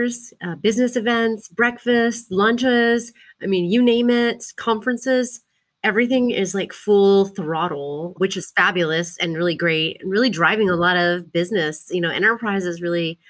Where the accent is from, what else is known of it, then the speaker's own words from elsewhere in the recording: Port Lavaca, Texas, United States; also born or lived in Austin; now in Dallas, United States; I grew up in a really small town in Texas called Port Lavaca, which is on the coast in between Houston and Corpus